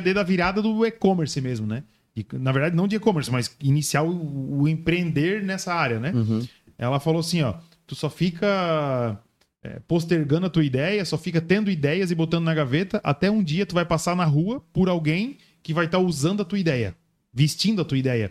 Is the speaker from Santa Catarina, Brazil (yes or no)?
yes; Itajaí, Santa Catarina, Brazil; moved away as an adult; now in Joinville, Brazil; Eu nasci aqui, morei até meus 10 anos